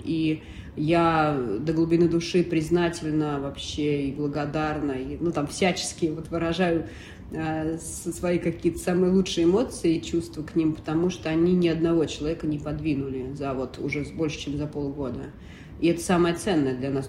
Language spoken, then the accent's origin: Russian; Russia; moved away as an adult; я русская